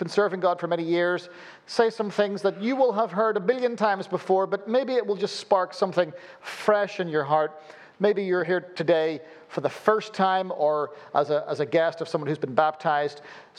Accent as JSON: {"language": "English", "town": "Belfast", "region": "Northern Ireland", "country": "United Kingdom", "tie": "born there", "accent": "weird", "said": "Forgive my weird accent. Born in Belfast, lived all over the place, so you end up with a weird accent like this when you live that kind of nomadic existence."}